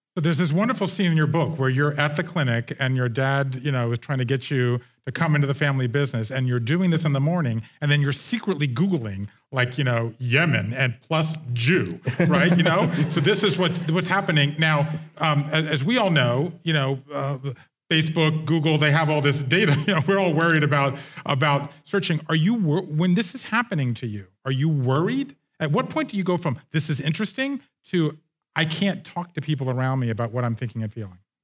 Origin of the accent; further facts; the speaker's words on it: Georgia, United States; I grew up Jewish in Georgia